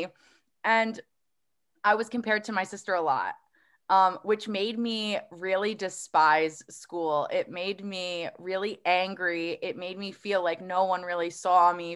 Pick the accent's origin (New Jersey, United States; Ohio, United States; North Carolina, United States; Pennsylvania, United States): New Jersey, United States; Woodbridge; I grew up in Woodbridge.